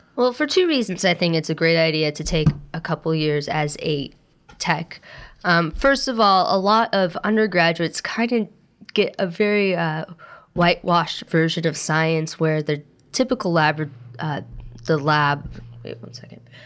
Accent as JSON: {"language": "English", "town": "Pendleton", "region": "Oregon", "country": "United States", "tie": "born or raised there", "also_born_or_lived": "Portland, Oregon", "moved": "as an adult", "lives_now": "New York, United States", "said": "I was born and raised, actually, on a farm in Pendleton, Oregon, which is a very rural area"}